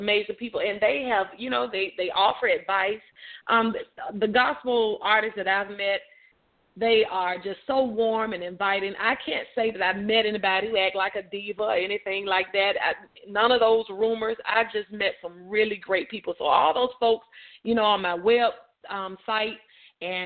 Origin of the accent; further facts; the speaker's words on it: Montgomery, Alabama, United States; now in Birmingham, United States; I'm originally from Montgomery, Alabama